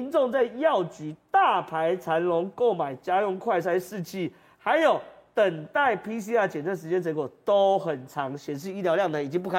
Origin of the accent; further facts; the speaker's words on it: Taiwan; 我们过去台湾最得意就是我们防疫第一名。